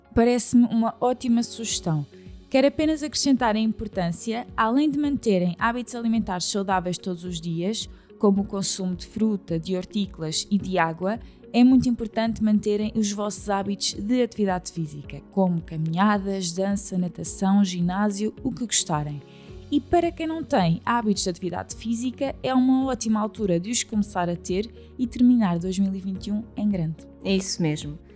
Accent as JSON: {"language": "Portuguese", "country": "Portugal", "said": "porque somos portuguesas"}